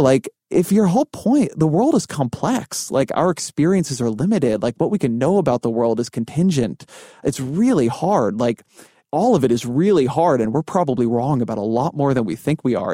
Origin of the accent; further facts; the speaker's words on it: California, United States; moved away; also born or lived in Washington, D.C.; I'm Jewish, I'm Californian, um, I, like, lived in Washington, D C